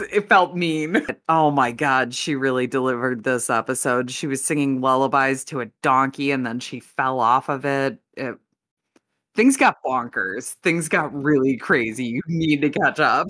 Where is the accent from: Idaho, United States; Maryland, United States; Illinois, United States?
Illinois, United States; Chicago; I'm, I'm from the Chicago area